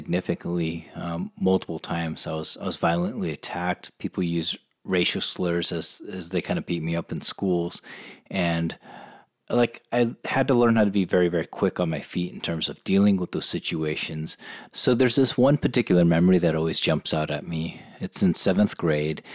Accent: San Diego, California, United States; I grew up in San Diego, California

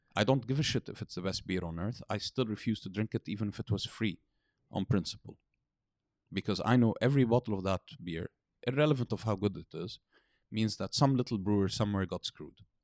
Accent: United Kingdom; moved away as an adult; now in Beirut, Lebanon; I grew up in Britain, studied in Britain.

